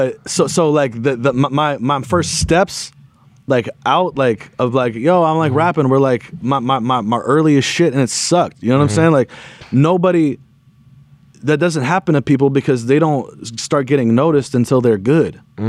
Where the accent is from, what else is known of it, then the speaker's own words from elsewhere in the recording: Los Angeles, California, United States; I grew up, you know what I'm saying? I grew up in America in the 90s.